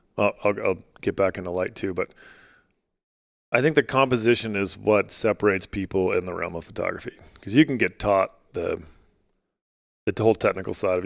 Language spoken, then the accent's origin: English; Alaska, United States; now in Utah, United States; I grew up in Alaska